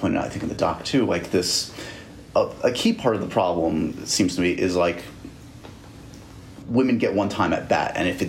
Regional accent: New York City, New York, United States; as a New Yorker, as a born-bred New Yorker

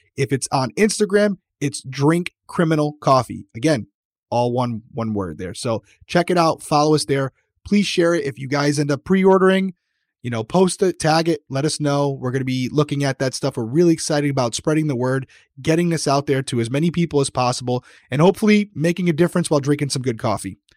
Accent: Rhode Island, United States; accent: Rhode Island; my Rhode Island accent

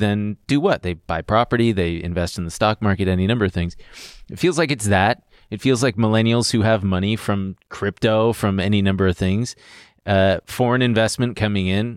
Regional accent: Long Beach, California, United States; moved away as an adult; now in New York, United States; I'm from Long Beach.

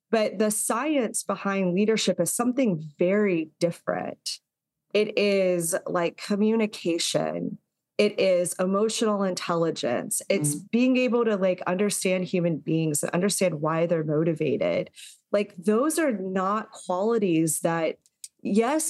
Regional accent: Texas, United States; I grew up in Texas

